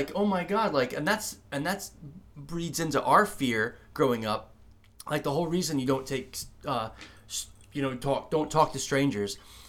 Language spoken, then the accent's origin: English; South Florida, United States; because you and I grew up in South Florida